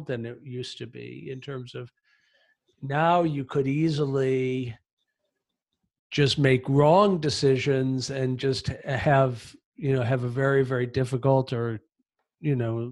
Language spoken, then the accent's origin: English; United States; now in Athens, Greece; I'm an American